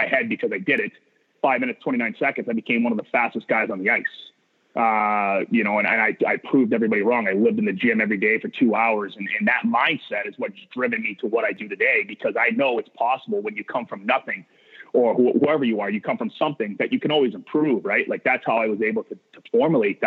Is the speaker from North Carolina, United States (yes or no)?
no; Maine, United States; I come from Maine, which is there's not a lot of, when I was playing, there wasn't a lot of hockey opportunity